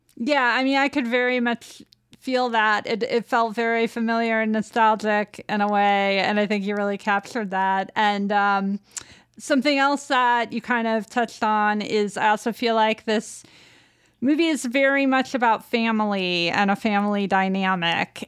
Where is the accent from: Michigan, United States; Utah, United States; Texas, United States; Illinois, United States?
Illinois, United States; Downers Grove; I actually grew up in Downers Grove, Illinois